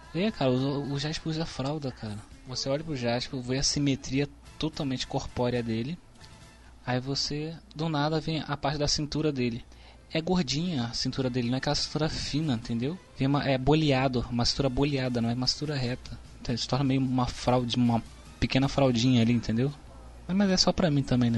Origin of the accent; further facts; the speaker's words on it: Rio de Janeiro, Brazil; eu sou carioca